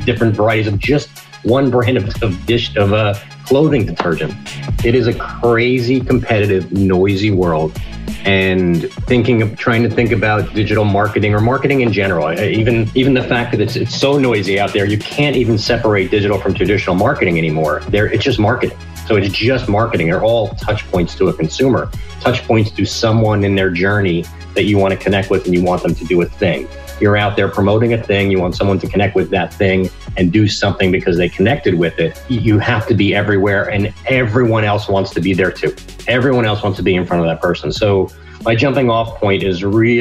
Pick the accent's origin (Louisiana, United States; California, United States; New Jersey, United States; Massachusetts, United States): New Jersey, United States; I'm from New Jersey